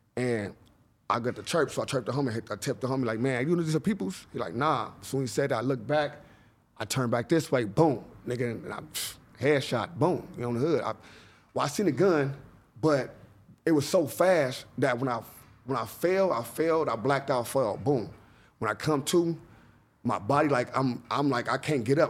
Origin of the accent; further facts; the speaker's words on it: Los Angeles, California, United States; I grew up in John Muir